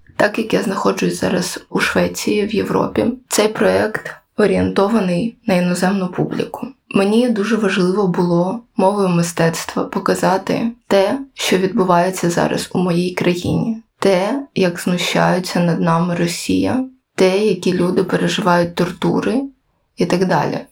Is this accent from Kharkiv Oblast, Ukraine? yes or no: no; Kyiv, Ukraine; я сама з Києва